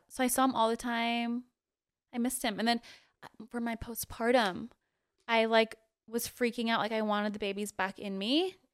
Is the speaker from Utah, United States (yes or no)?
yes; Utah, United States; also born or lived in Guam; we moved to Utah when I was, like, six. And then I've lived here ever since.